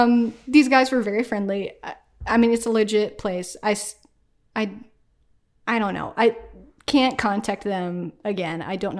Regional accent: Peru, Indiana, United States; We're known for our Peru amateur circus.

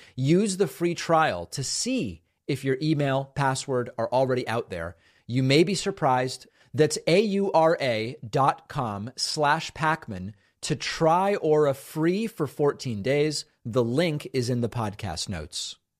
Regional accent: New England, United States; I grew up in New England

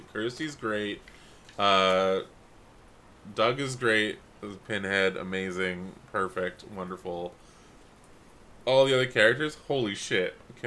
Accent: Canada; we're from Canada

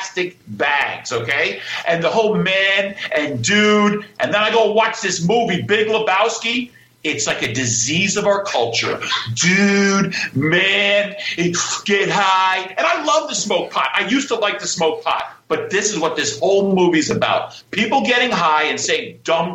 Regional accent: Greenwich, Connecticut, United States; I'm from Greenwich, Connecticut.

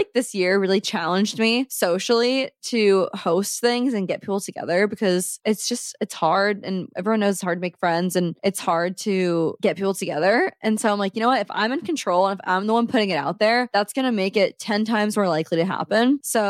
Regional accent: Omaha, Nebraska, United States; now in Saint Louis, United States; I'm not from here. I'm from Omaha, just like Allison.

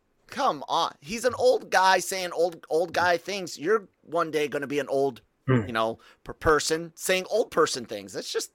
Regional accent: Tacoma, Washington, United States; born there; I was born in Tacoma, Washington, Pierce County, Washington, on Fort Lewis.

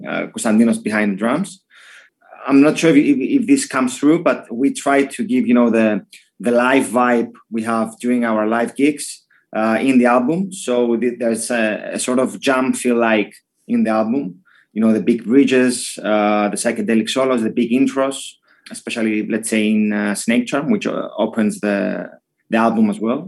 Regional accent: Cyprus; we come from Cyprus

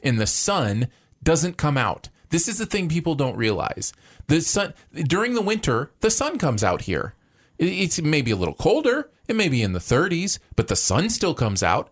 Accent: Michigan, United States; moved away; where I grew up in Michigan

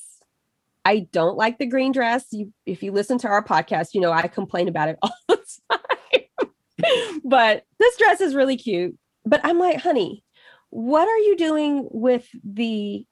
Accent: Little Rock, Arkansas, United States; I grew up in Little Rock and it was bad.

